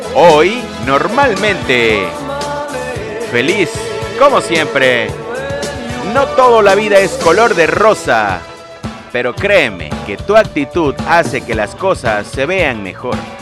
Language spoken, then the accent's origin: Spanish; Lerdo de Tejada, Veracruz, Mexico; en el bello estado de Veracruz, en la República Mexicana, de donde yo soy originario, Lerdo de Tejada, Veracruz, México